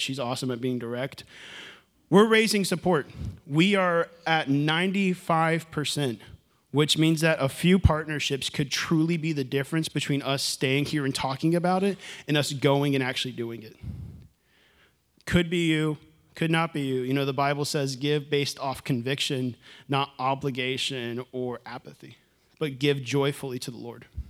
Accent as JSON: {"language": "English", "town": "Houston", "region": "Texas", "country": "United States", "moved": "yes", "said": "I'm from Houston."}